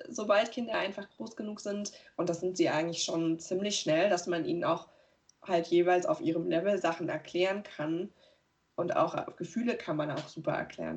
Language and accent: German; Weimar, Thuringia, Germany; moved away; die da noch wohnen in der Stadt, aus der ich komme, aus Weimar